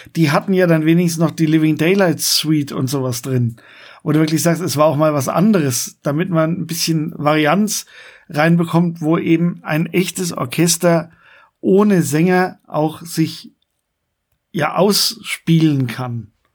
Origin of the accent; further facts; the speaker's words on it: Coburg, Bavaria, Germany; bei uns in Coburg